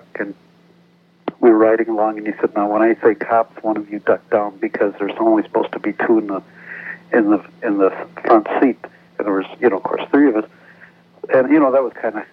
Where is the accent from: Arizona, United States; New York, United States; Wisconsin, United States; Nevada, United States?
Wisconsin, United States; moved away; also born or lived in Janesville, Wisconsin; I'm originally from Wisconsin